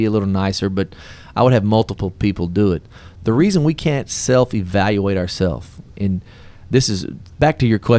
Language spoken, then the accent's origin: English; Texas, United States; accent: Texican; my Texican